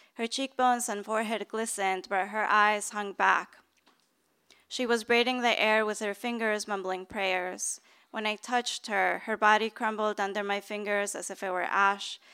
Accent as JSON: {"language": "English", "town": "Bogota", "region": "Bogotá Capital District", "country": "Colombia", "tie": "born or raised there", "moved": "yes", "lives_now": "San Francisco, United States", "said": "I grew up middle class in Bogota"}